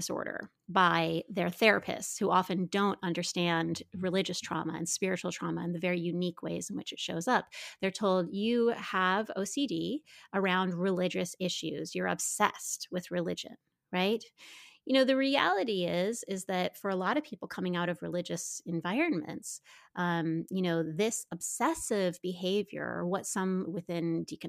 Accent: Midwest, United States; I grew up in the Midwest

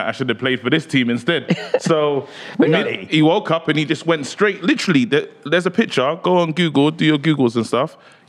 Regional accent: Nigeria; As a Nigerian

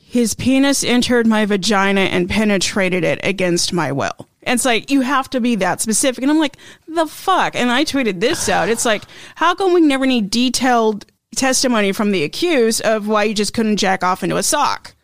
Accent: Idaho, United States; I am from Idaho

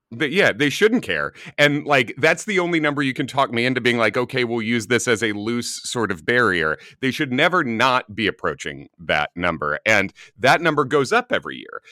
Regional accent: Chicago, Illinois, United States; moved away as an adult; now in New York, United States; as a New Yorker now, from Chicago, originally, I've lived in New York for almost two decades now

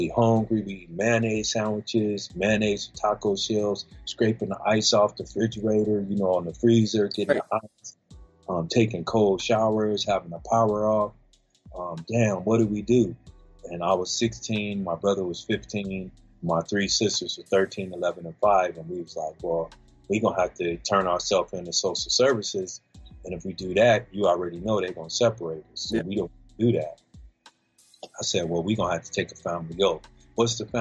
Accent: Las Vegas, Nevada, United States; also born or lived in California; I'm from California originally. I moved out here to Vegas when I was 5 years old.

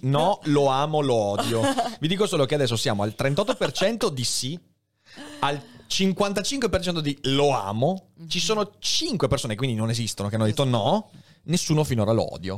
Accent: Veneto, Italy; also born or lived in Padua; crescendo in Veneto

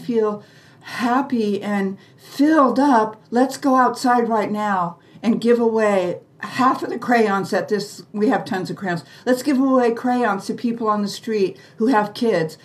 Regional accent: United States; we were raised in the American way

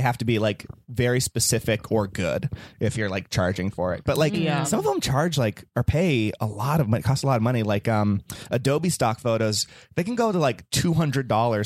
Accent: Vacaville, California, United States; my hometown, Vacaville

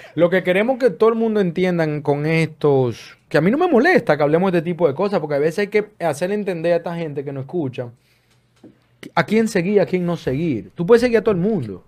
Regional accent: Dominican Republic; also born or lived in Florida; now in United States; República Dominicana, mi país natal

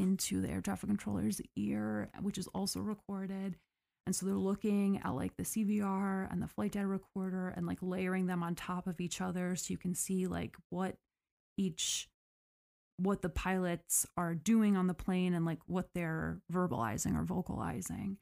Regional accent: United States; I am that American

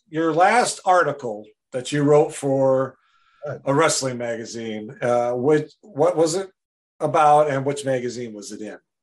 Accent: Wisconsin, United States; moved away; I'm from Wisconsin originally

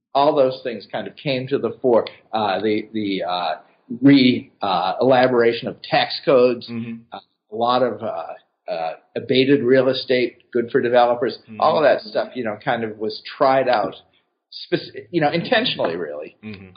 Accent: Boston, Massachusetts, United States; moved away as an adult; also born or lived in Atlanta / New York; now in Cincinnati, United States; I grew up in Boston

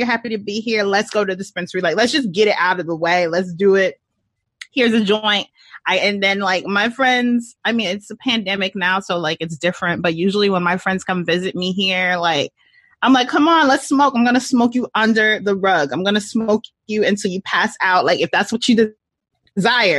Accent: Georgia, United States; moved away as an adult; also born or lived in Mississippi / New York; I was born and raised in Mississippi, and then like I went to high school and middle school and college in Georgia. So I'm a Southern girl

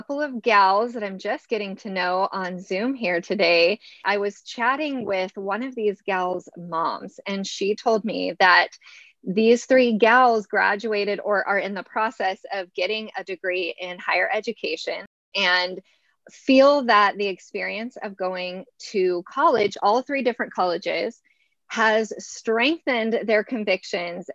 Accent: California, United States; I had the public school experience in California

